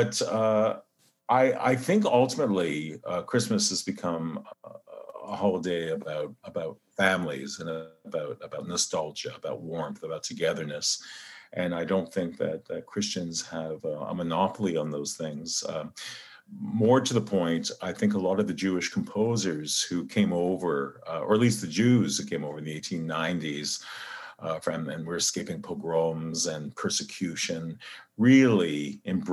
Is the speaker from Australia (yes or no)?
no; Canada; I'm Canadian